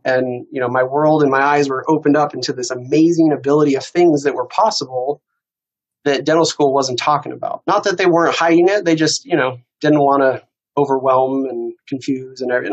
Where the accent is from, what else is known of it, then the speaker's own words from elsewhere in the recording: Iowa City, Iowa, United States; I grew up in Iowa City